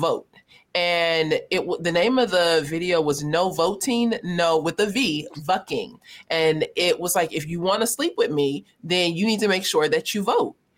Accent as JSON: {"language": "English", "town": "Los Angeles", "region": "California", "country": "United States", "tie": "born or raised there", "said": "growing up in South Central Los Angeles"}